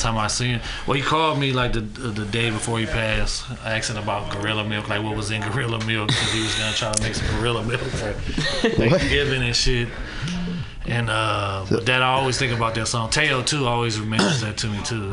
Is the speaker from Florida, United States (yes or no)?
no; San Francisco, California, United States; me growing up in Fillmore and me working on Market Street, I know a lot of Frisco cats